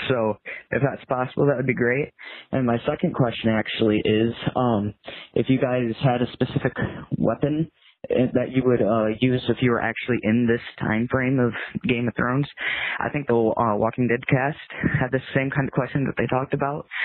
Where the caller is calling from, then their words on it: Michigan, United States; Um, actually … I'm 15 from Michigan.